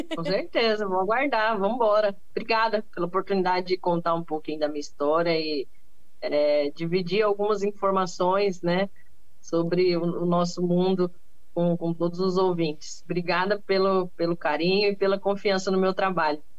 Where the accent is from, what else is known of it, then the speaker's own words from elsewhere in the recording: Cuiabá, Mato Grosso, Brazil; Cuiabá, Meu né? Que, um exemplo a minha terra natal